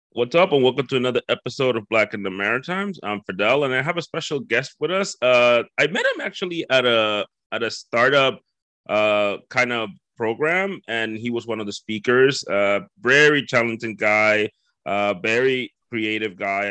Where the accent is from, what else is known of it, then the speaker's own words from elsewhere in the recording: Dominican Republic; moved away as an adult; now in New Brunswick, Canada; I grew up in the Dominican Republic. Okay. I'm originally from there. Okay. Uh, so I grew up there, uh, born and raised